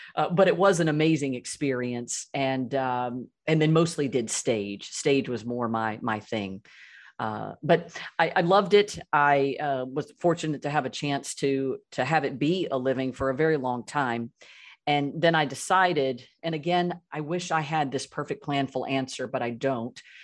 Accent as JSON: {"language": "English", "town": "Birmingham", "region": "Alabama", "country": "United States", "tie": "born or raised there", "said": "I grew up in Birmingham, Alabama, and my broader family still lives there"}